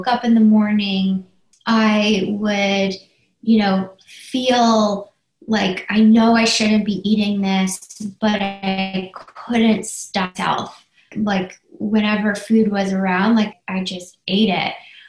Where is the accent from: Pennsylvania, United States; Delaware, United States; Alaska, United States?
Pennsylvania, United States; Philadelphia; I'm from Philadelphia